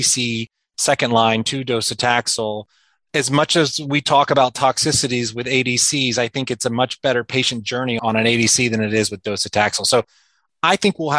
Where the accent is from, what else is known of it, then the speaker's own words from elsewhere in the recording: South Georgia, United States; moved away as an adult; also born or lived in New York City; now in Washington, D.C., United States; I grew up in South Georgia and, you know, well below the perimeter of Atlanta, which is an important distinction